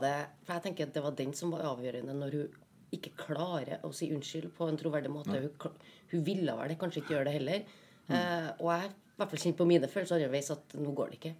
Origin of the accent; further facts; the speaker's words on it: Trøndelag, Norway; hjemme i Trøndelag